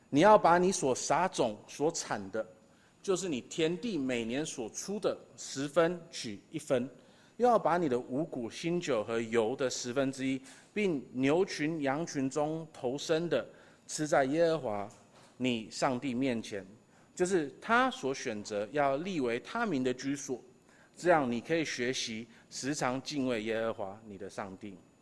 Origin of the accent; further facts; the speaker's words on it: Taiwan; 我们台湾人